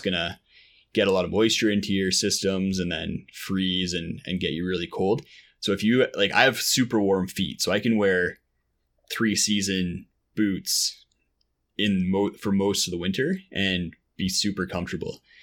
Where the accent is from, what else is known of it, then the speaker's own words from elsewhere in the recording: Ottawa, Ontario, Canada; moved away; I grew up in Ottawa, out, out east